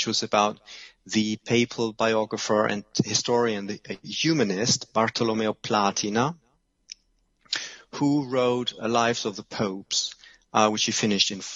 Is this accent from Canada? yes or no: no; Germany; moved away as an adult; also born or lived in Cambridge / Italy / London; I'm from Germany, so I studied history in Germany